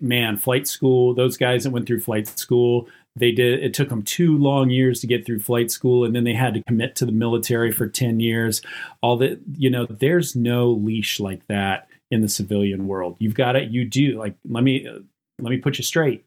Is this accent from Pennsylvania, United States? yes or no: no; Western North Carolina, United States; I grew up on a map dot in Western North Carolina out in the mountains and in a super duper poor area